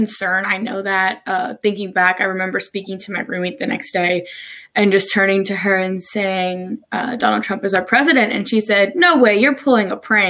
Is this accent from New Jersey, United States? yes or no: yes; New Jersey, United States; moved away as an adult; now in Maryland, United States